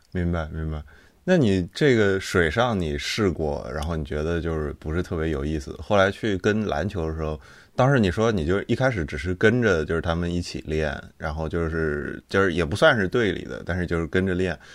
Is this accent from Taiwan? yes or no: no; Nanjing, Jiangsu, China; 我是南京人，然后我们那儿的话，我们大家都认识九中嘛